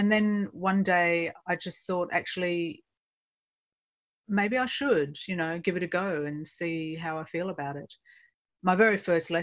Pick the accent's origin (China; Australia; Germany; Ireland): Australia; Perth, Western Australia; moved away as an adult; also born or lived in New York; now in London, United Kingdom; I grew up in Perth, Western Australia, many moons ago